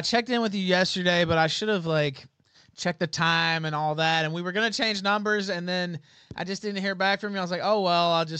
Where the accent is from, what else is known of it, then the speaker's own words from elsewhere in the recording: Memphis, Tennessee, United States; I'm from Memphis.